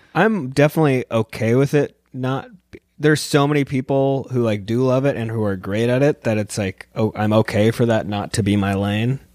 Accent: San Diego, California, United States; moved away; I'm from San Diego, and it's kind of a skate and surf culture

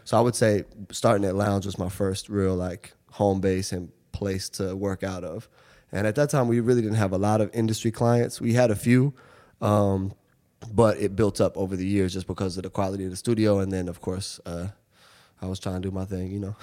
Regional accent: Seattle, Washington, United States; moved away as an adult; now in New York, United States; I grew up in Seattle. Um, I moved here when I was eighteen

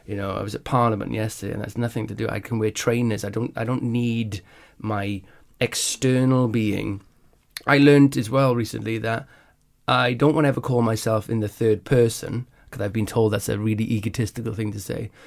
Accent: Wales, United Kingdom; I grew up in Wales

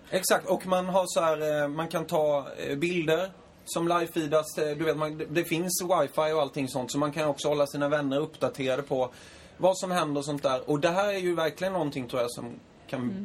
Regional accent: Småland, Sweden; jag är från Småland

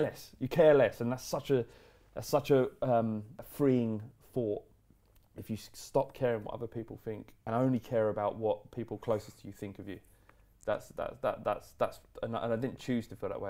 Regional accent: London, United Kingdom; we grew up in in Holloway, which is bandit country

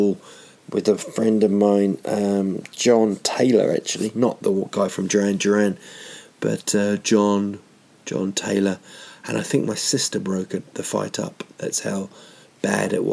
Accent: Rotorua, Bay of Plenty, New Zealand; there's a place in Rotorua, my hometown, called Whakawerawera

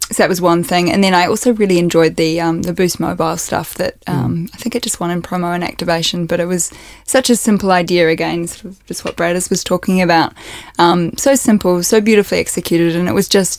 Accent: Wellington, New Zealand; accent: Kiwi; now in Australia; I'm actually a Kiwi, which you can probably tell from my accent. So I started out in Wellington, but when I was about 12 years old

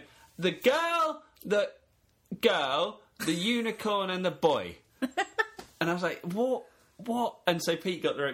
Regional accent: Kent, South East England, United Kingdom; accent: Kentish

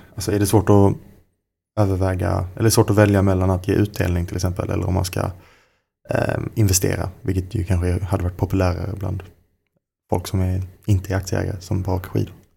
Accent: Skåne, Sweden; Jag kommer ju från Skåne, som man kanske hör.

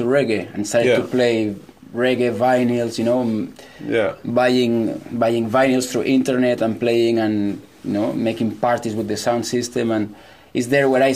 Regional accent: Mollet del Vallès, Catalonia, Spain; I am from a village nearby Barcelona. It's a village called Mollet

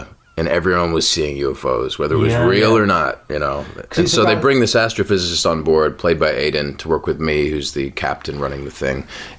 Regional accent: Ireland; I am Irish.

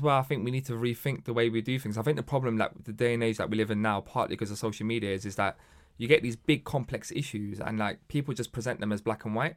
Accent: London, United Kingdom; growing up in Hackney, and a lot of people don't know this, but Hackney was a sort of very rough part um, of London

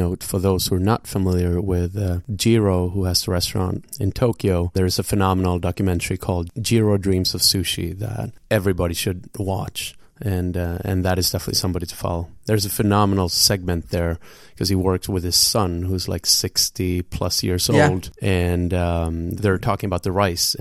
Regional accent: Gothenburg, Västra Götaland, Sweden; moved away; we are in your hometown, which also happens to be my hometown in Gothenburg

